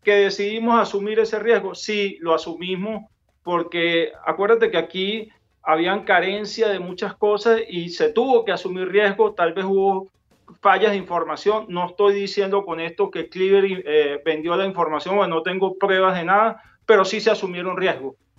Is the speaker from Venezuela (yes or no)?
yes; Venezuela; nosotros tenemos como militares venezolanos